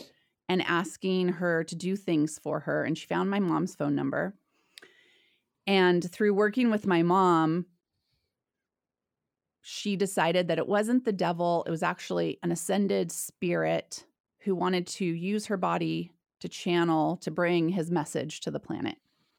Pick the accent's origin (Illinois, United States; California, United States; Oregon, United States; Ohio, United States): Oregon, United States; also born or lived in Idaho; We settled in Southern Oregon on a cult. So I grew up on a spiritual commune in the hills of Southern Oregon.